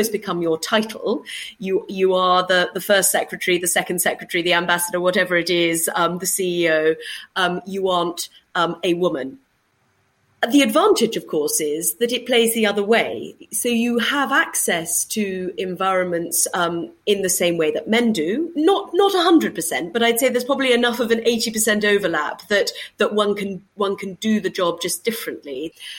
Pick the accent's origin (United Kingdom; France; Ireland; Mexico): United Kingdom; As a British diplomat, I would have the ability to engage as a diplomat in the same way with the same groups of people